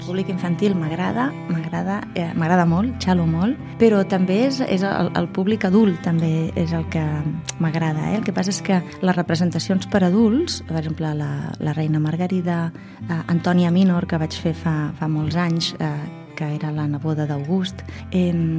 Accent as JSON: {"language": "Catalan", "town": "Tarragona", "region": "Catalonia", "country": "Spain", "said": "soc de Tarragona"}